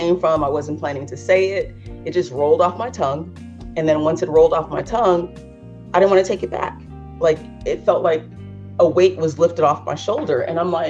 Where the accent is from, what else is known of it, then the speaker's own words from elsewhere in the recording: Los Angeles, California, United States; growing up in Los Angeles